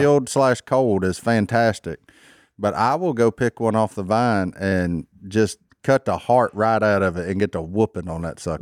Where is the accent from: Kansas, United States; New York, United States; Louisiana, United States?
Louisiana, United States